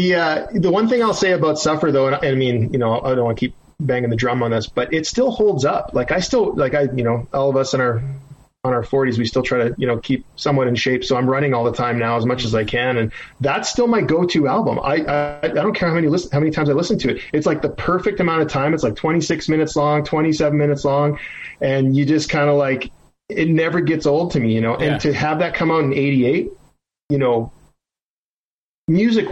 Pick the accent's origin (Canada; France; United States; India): Canada; being a Canadian guy